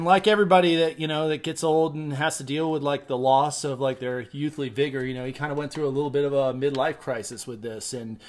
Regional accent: Sahuarita, southern Arizona, United States; also born or lived in East Coast, United States; Well, I was born on the East Coast, but I lived most of my childhood in southern Arizona, a little town called Sarita, about 30 miles north of the border.

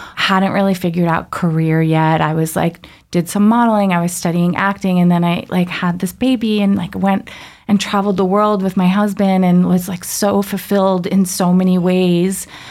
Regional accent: Long Island, New York, United States; I grew up in Long Island

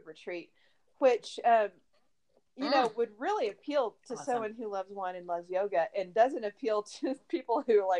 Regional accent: Texas, United States; also born or lived in Austin, Texas; now in Colorado Springs, United States; I'm from Texas, and you know, margaritas were just a way of life when I was growing up

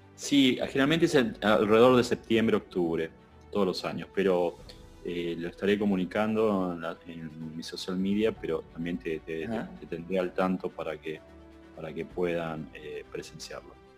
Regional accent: Argentina; como Argentina nosotros estamos ahora sufriendo la segunda ola

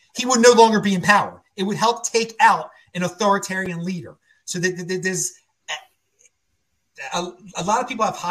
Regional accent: Baltimore, Maryland, United States; moved away; also born or lived in West Virginia; I'm from the East Coast, Baltimore originally

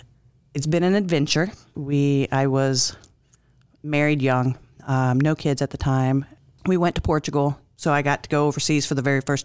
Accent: Alabama, United States; also born or lived in Minot, North Dakota; I was born in Minot, North Dakota. I don't remember it. I don't really claim it, only because I was a baby when we moved. I do claim Alabama.

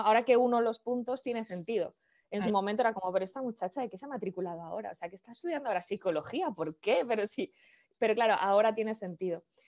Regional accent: Valladolid, Castile and León, Spain; moved away as an adult; yo soy de Valladolid, de una ciudad del norte de España, por si alguien es de España, pero me fui de Valladolid hace 20 años. Tengo ahora 39, pues hace 20 años, con 19, 20

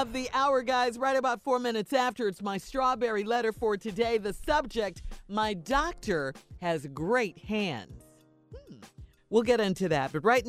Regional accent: Chicago, Illinois, United States; Growing up in Chicago

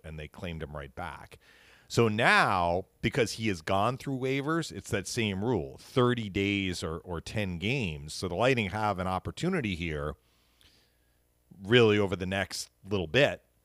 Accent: outside of Boston, Massachusetts, United States; moved away; I spent, uh, a number of years in my youth outside of Boston

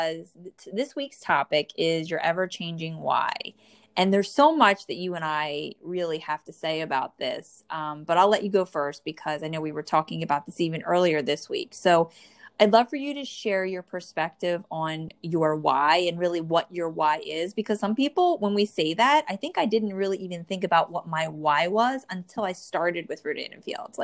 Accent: New Jersey, United States; born or raised there

